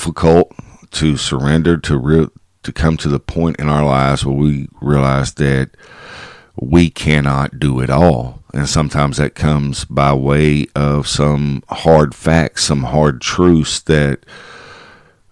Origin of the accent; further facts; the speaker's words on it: Kaufman County, Texas, United States; my hometown